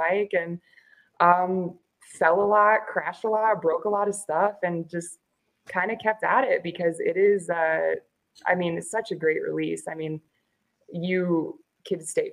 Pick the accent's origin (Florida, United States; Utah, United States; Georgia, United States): Florida, United States; moved away as an adult; also born or lived in Iowa / Kansas City / Missouri; now in Albuquerque, United States; born and raised in Florida on the East Coast.